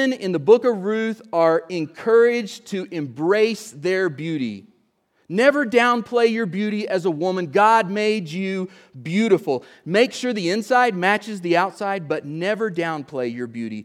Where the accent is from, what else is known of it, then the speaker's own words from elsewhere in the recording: Oklahoma, United States; I'm from Oklahoma